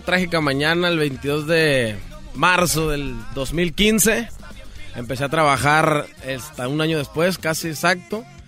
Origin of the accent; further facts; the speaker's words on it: Sonora, Mexico; also born or lived in Culiacán, Sinaloa; Yo nací en Culiacán, Sinaloa también, ah, pero soy criado en Sonora